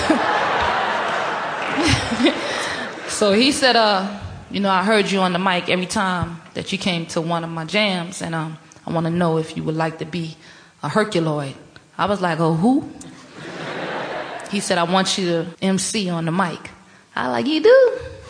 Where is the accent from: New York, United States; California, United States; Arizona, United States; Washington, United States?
New York, United States; New York City; I grew up in the largest housing project in the world, which is Queensbridge Public Housing